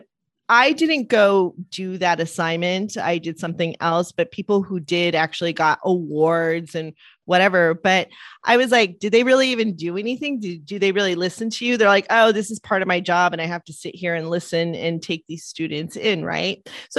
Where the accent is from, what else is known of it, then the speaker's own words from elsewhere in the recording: Los Angeles, California, United States; I grew up in Eagle Rock. So it's District 14.